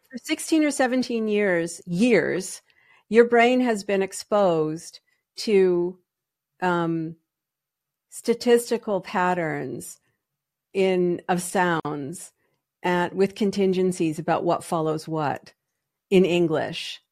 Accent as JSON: {"language": "English", "country": "Canada", "tie": "born or raised there", "also_born_or_lived": "Toronto", "moved": "as an adult", "lives_now": "United States", "said": "I am Canadian by birth"}